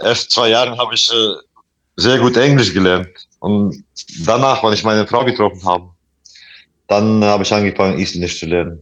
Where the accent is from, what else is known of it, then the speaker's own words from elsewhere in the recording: Latvia; German is a second language; moved away; also born or lived in Iceland; mein Heimat, mein so Vaterland, wie man sagt, und äh, das ist natürlich Lettland